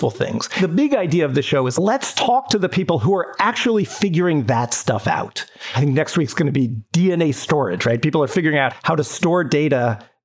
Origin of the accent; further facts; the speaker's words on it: San Diego, California, United States; now in New York, United States; I grew up in San Diego